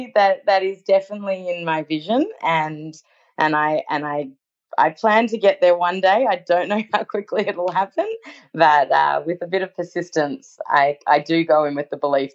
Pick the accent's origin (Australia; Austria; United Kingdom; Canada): Australia; also born or lived in New York, United States; I moved from New York back to Australia, and I actually lived in Sydney for a year.